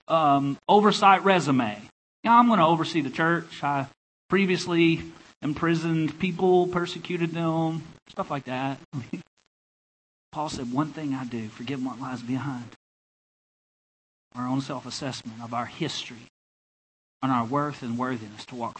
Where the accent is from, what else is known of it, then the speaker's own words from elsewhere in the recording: Enola, Arkansas, United States; moved away as an adult; also born or lived in Louisiana; now in Blacksburg, United States; That's where I'm from. Enola is where I went to high school. It's a place in the state called Arkansas.